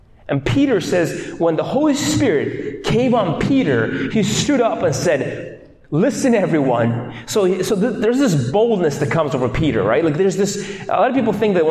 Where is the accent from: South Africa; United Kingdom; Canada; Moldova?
Moldova; moved away; I am from Moldova